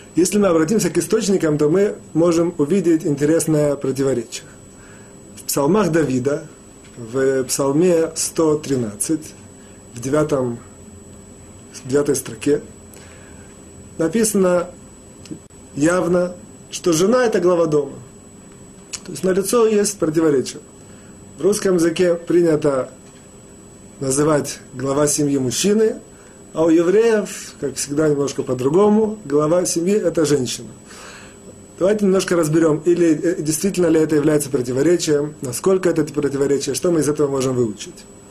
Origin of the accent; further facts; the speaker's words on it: Russia; moved away; мы, евреи, выходцы из России